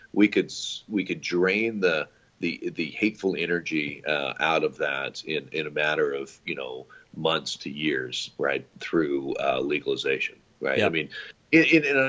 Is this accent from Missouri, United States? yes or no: yes; Missouri, United States; I'm from Missouri